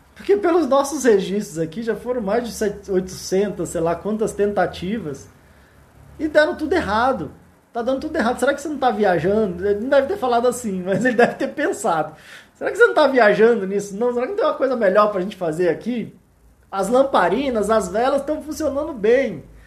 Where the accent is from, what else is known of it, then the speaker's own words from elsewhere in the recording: Brasília, Federal District, Brazil; eu sou aqui de Brasília